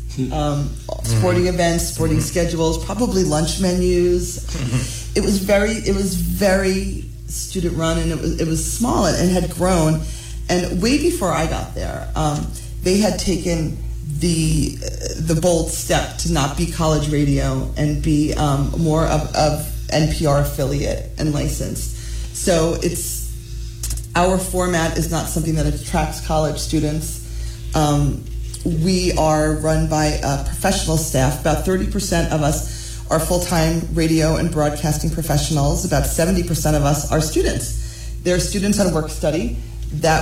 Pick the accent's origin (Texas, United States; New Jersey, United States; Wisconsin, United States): New Jersey, United States; I'm born and raised in New Jersey